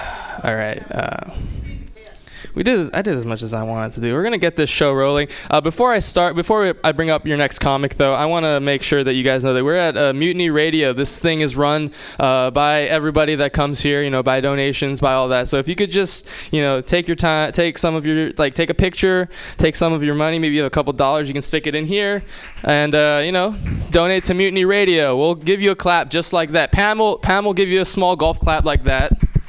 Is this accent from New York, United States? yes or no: no; Hawaii, United States; I'm Japanese. I'm from Hawaii.